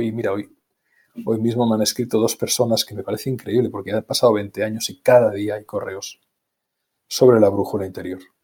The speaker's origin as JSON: {"language": "Spanish", "town": "Barcelona", "region": "Catalonia", "country": "Spain", "tie": "born or raised there", "said": "yo nací en Barcelona, en el centro de la ciudad de Barcelona"}